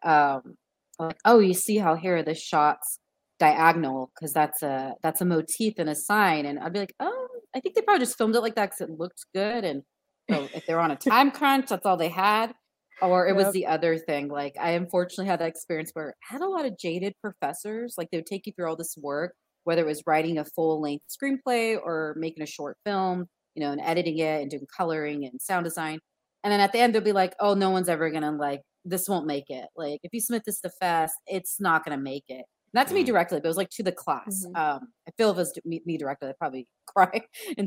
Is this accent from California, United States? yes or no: yes; Inland Empire, California, United States; also born or lived in Glendora, California; I grew up in Inland Empire, suburban neighborhoods